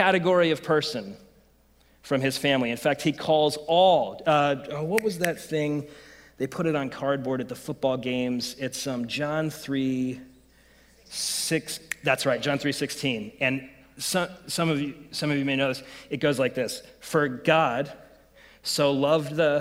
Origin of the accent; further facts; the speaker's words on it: United States; I'm an American